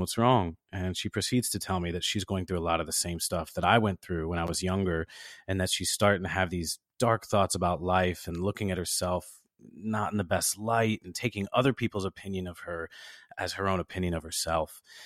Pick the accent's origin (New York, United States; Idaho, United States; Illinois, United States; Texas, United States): Illinois, United States; Chicago; I was raised in the South Side of Chicago